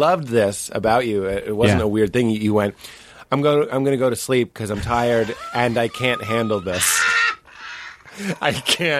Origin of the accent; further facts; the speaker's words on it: Boston, Massachusetts, United States; I'm from Boston.